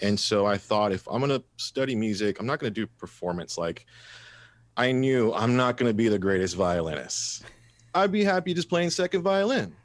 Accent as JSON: {"language": "English", "town": "Mathis", "region": "Texas", "country": "United States", "tie": "born or raised there", "said": "growing up in Mathis, uh, and, and not very affluent"}